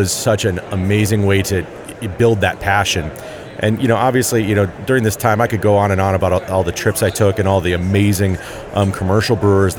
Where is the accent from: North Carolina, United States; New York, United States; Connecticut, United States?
New York, United States; Rochester; moved away as an adult; also born or lived in Navajo Reservation; I was growing up in Rochester, New York